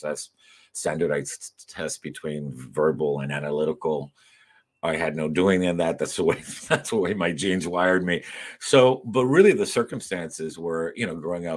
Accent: Miami, Florida, United States; also born or lived in Madrid, Spain / New York / Cuba; Growing up in Miami and in Westchester in particular, when it wasn't completely Cuban in 1972

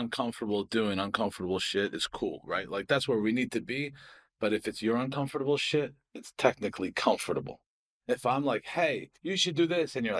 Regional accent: Harris, Scotland, United Kingdom; I'm fucking like, I'm from Harris, you know, like we don't have trees.

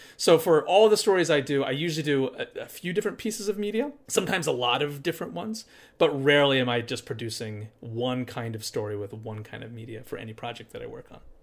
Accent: Appalachia, United States; now in Charlottesville, United States; I'm from Appalachia, it's where I grew up.

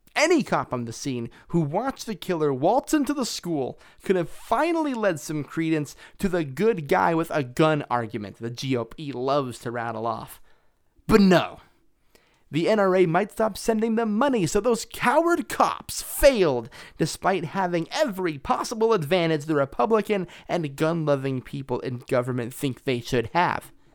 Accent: Las Vegas, Nevada, United States; My hometown, Las Vegas

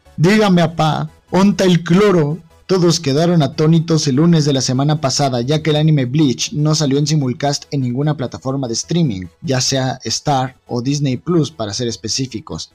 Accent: Mexico; como mexicano

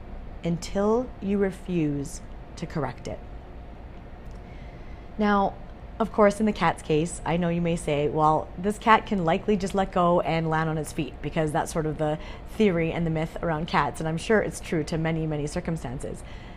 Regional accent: Calgary, Alberta, Canada; I was born in Calgary, Alberta

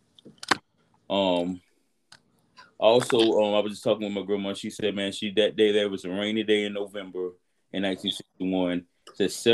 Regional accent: Albany, Georgia, United States; Albany, Georgia, my hometown

